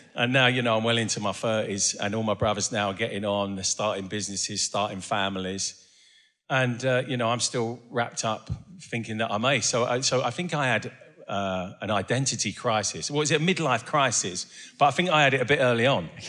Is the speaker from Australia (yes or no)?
no; Essex, East of England, United Kingdom; also born or lived in Doncaster; although I grew up in Essex, I was born in, um, in Doncaster.